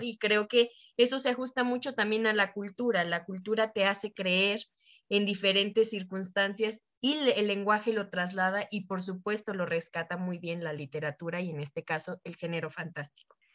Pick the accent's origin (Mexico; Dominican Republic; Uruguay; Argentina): Mexico; nosotros como América Latina o mexicanos